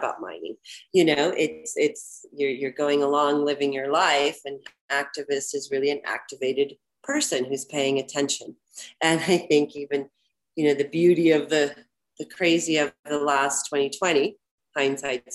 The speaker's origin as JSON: {"language": "English", "region": "Florida", "country": "United States", "tie": "born or raised there", "said": "I'm from Florida"}